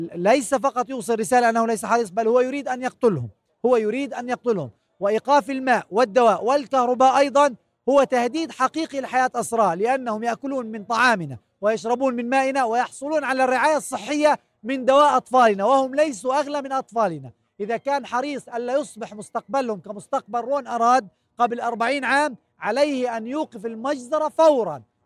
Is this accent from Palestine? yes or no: yes; Palestine; نحن كشعب فلسطيني